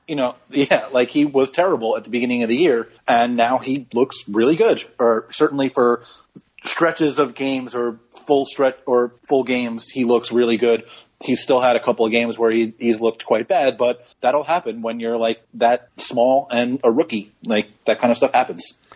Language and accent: English; New York, United States; most of the people that I'm friends with from growing up or or from college or law school even because I'm from New York